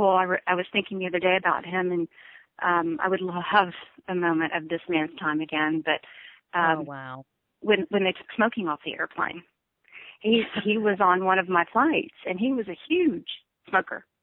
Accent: Texas, United States; I grew up I grew up in West Texas and that's that's what I thought.

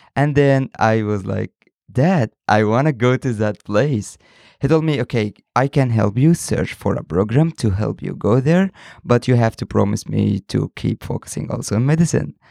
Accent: Egypt; I'm from Egypt, 22 years old

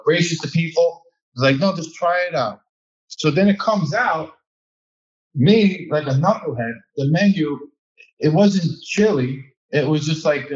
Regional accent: New York City, New York, United States; accent: Brooklyn, New York; the Brooklyn, New York is coming out of me. Like, you can probably hear me now. My accent's getting a little bit thicker

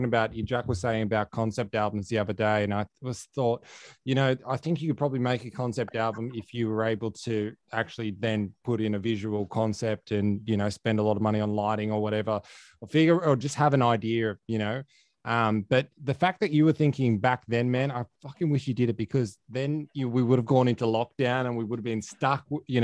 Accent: Dubbo, New South Wales, Australia; You survived my hometown when I was checking you out. You went and played in Dubbo at the old bank

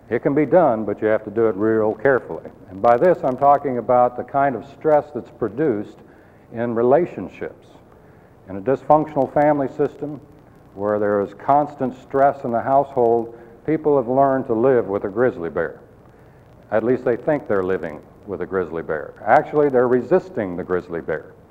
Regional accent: Colorado, United States; I came from Colorado and I, I love the wilderness areas. Very beautiful. We used to go backpacking all the time

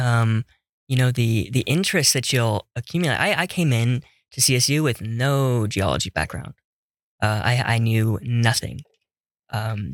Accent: Las Vegas, Nevada, United States; moved away as an adult; As a kid growing up in Las Vegas, Nevada

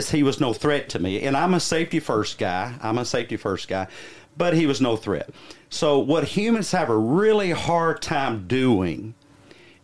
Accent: the South, United States; I am from the South, so I'm one of you

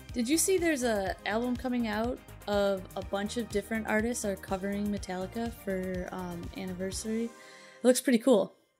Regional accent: Chicago, Illinois, United States; we're from Chicago

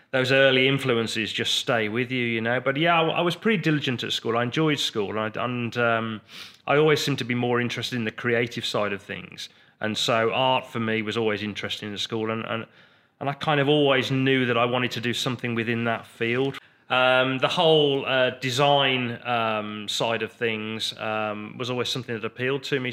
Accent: Redditch, West Midlands, United Kingdom; we grew up in, um, Redditch

